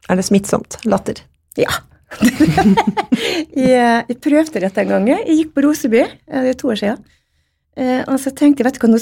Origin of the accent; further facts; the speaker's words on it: Stavika, Møre og Romsdal, Norway; Jeg vokste opp eh, i Stavika. Eh, eller Mamma er fra Stavika, og pappa er fra Vigå. Så vokste opp i Stavika i, i mange år